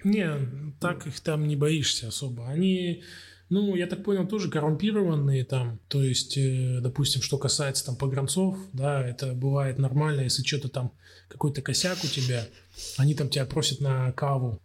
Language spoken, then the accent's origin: Russian; Krasnoyarsk, Krasnoyarsk Krai, Russia; moved away as an adult; also born or lived in Saint Petersburg / Podgorica; now in Warsaw, Poland; мы с … из Красноярска